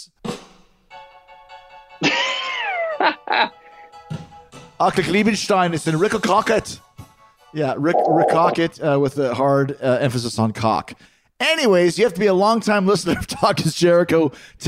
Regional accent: Canada; I'm from Canada

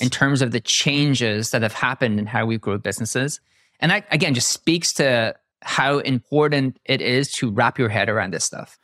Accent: Ireland; I'm Irish.

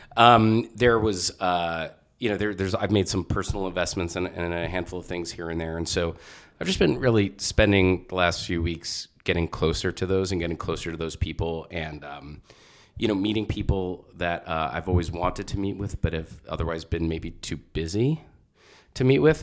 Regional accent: Jersey Shore, central New Jersey, United States; also born or lived in Brooklyn, New York / Staten Island, New York; I was born in Brooklyn. I lived in Staten Island until I was going into fourth grade. And then, um, I moved to central New Jersey, Jersey Shore

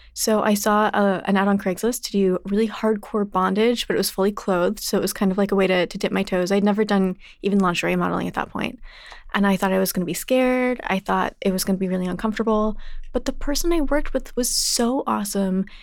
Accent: Texas, United States; I grew up in Texas.

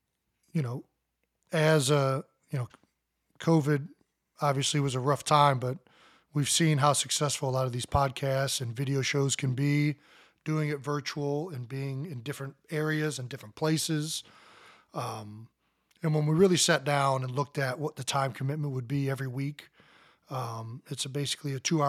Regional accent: West Virginia, United States; I think going to the cousin's farm growing up in West Virginia got me interested in farming

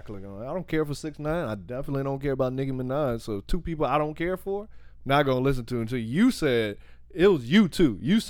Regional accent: the South, United States; I'm from the South.

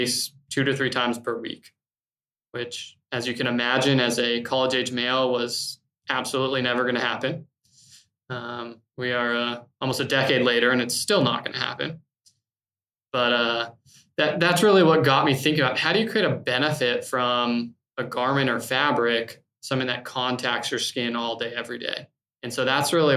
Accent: Tucson, Arizona, United States; now in North Carolina, United States; So I grew up in Arizona, in Tucson, sort of middle class, upper middle class.

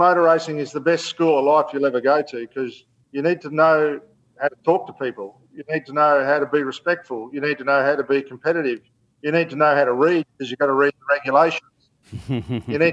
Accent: Gold Coast, Queensland, Australia; the Gold Coast last year, which is my hometown

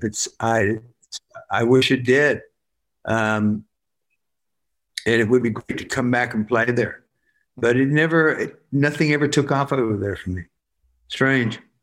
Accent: Worcester, West Midlands, United Kingdom; I'm I'm from Worcester

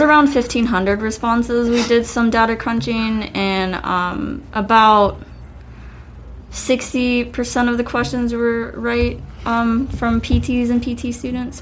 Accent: Spartanburg, South Carolina, United States; I'm originally from Spartanburg, South Carolina, born and raised. Uh, I've lived here all my life

